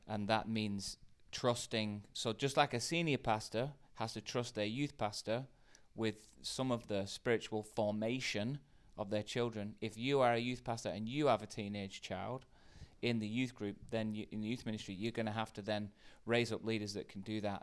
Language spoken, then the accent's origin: English; United Kingdom; In the U K